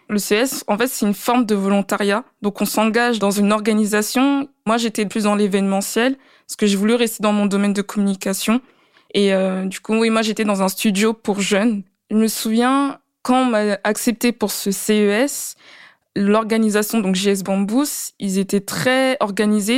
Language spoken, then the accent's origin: French; France; also born or lived in Latvia; en tant que française